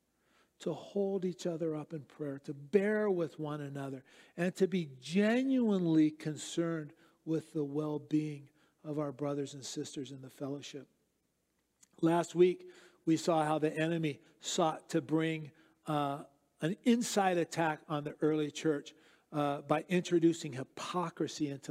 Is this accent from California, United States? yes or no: yes; Southern California, United States; moved away; also born or lived in Eastern Europe; I grew up in Southern California